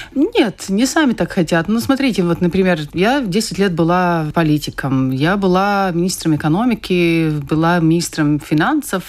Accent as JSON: {"language": "Russian", "town": "Kuldīga", "region": "Kuldīga Municipality", "country": "Latvia", "said": "я сама из Кулдыги, я занималась шахматами"}